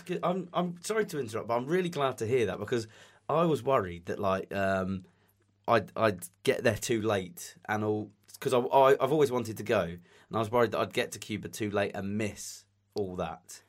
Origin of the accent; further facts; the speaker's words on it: England, United Kingdom; accent: English; My English accent